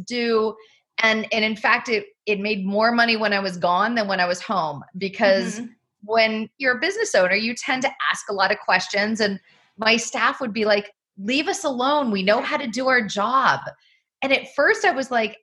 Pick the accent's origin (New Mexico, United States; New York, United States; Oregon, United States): Oregon, United States; Southern; moved away as an adult; my mom owned and operated a winery growing up in Southern Oregon